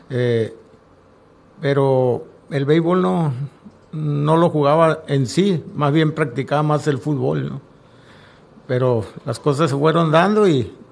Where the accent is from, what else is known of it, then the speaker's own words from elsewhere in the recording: Campo 9, Sonora, Mexico; now in Navojoa, Mexico; soy originario del Campo 9, municipio de Chojoa. Eh, mi infancia y, mi juventud la viví por allá, pero ya con el deporte me tuve que venir a, aquí a radicar a Navajo.